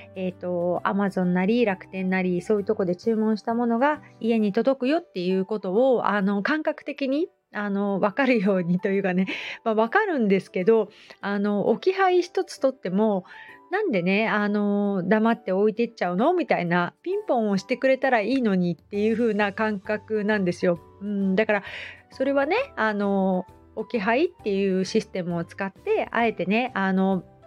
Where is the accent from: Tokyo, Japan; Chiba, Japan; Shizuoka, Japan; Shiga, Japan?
Shizuoka, Japan; Hamamatsu; also born or lived in Kita-Kamakura; now in Kamakura, Japan; 私浜松なんですけど